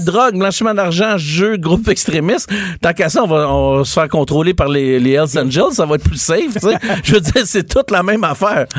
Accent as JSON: {"language": "French", "region": "Quebec", "country": "Canada", "said": "On est des Québécois"}